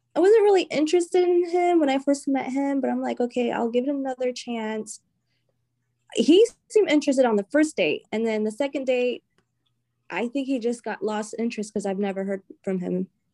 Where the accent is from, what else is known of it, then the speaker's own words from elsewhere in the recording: the South, United States; moved away as an adult; now in New England, United States; I'm from the South